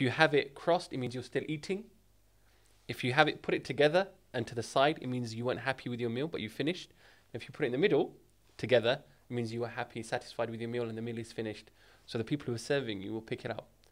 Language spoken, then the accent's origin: English; United Kingdom; I was born in the U K.